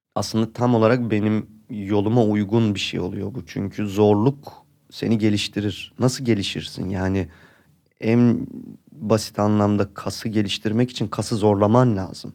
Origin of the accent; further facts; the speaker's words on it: Istanbul, Turkey; Burada doğdum, büyüdüm